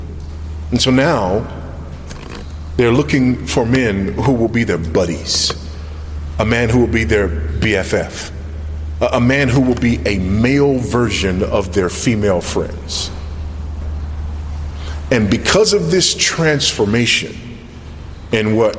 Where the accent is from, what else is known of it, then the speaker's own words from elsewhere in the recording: United States; moved away as an adult; now in Zambia; me as an American living in another context